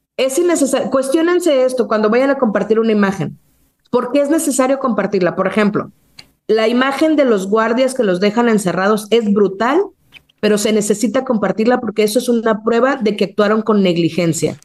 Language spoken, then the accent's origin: Spanish; Mexico